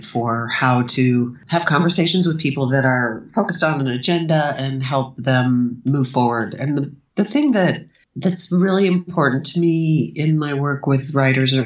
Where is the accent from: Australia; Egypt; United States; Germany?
United States; Ohio; I grew up in Ohio.